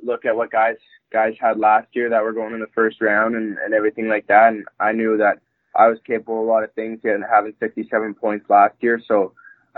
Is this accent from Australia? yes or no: no; Saskatoon, Saskatchewan, Canada; I'm from Saskatoon, Saskatchewan